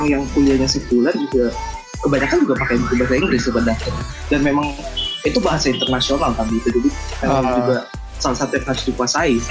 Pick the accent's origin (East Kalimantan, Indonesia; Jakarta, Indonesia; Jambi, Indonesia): Jambi, Indonesia; Uh, aku asalnya dari Jambi.